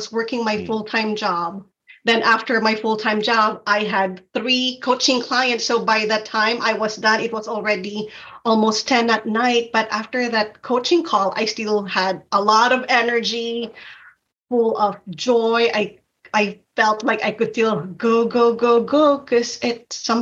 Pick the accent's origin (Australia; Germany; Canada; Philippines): Philippines; moved away as an adult; now in United States; I was born and raised in the Philippines, and I migrated to the U.S. in my 20s, early 20s